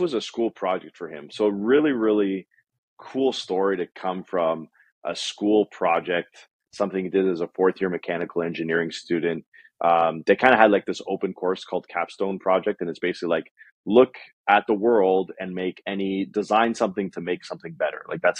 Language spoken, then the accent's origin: English; Toronto, Ontario, Canada; I grew up in Scarborough, east side of Toronto, basically Toronto, the greater Toronto area